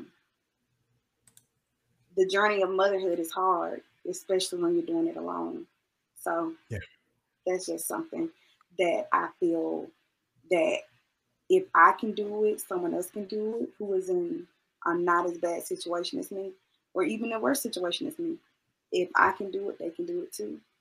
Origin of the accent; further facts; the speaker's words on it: Macon, Georgia, United States; moved away as an adult; When I left Macon, I moved 2 hours away from Macon.